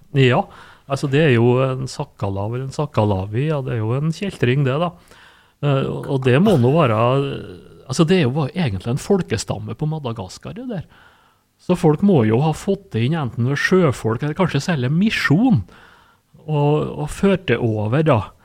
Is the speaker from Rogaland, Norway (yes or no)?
no; Sunndalen, Møre og Romsdal, Norway; heimplassen min, da, Sunndalen.